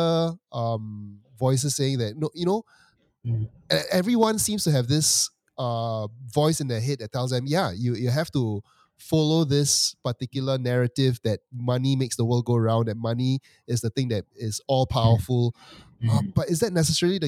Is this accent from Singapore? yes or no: yes; Singapore; As a Singaporean